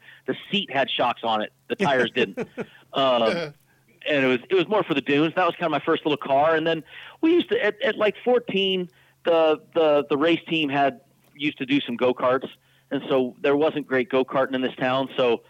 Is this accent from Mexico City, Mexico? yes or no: no; Baja California, Mexico; I grew up down in Baja